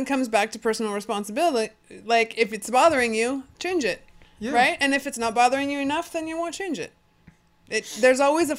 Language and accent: English; Fresno, California, United States; I grew up in Fresno.